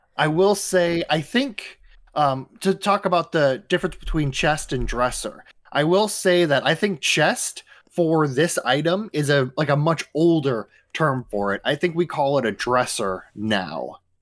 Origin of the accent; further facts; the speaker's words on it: Midwest, United States; I am from the Midwest.